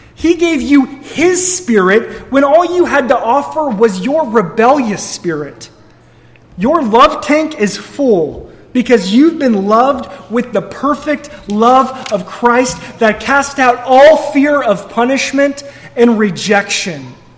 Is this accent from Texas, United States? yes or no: no; Missouri, United States; moved away; We're all from Missouri